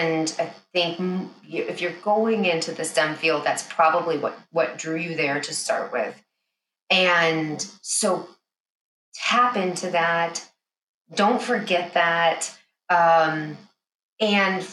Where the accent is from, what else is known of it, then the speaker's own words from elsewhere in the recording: Chicago, Illinois, United States; I'm born and raised in the Chicago area